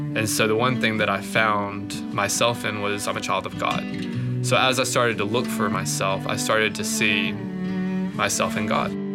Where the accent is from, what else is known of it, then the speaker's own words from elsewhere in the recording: Alabama, United States; moved away; I grew up alone in Alabama